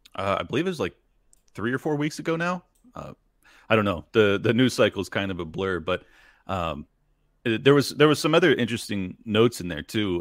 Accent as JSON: {"language": "English", "country": "United States", "said": "as an American"}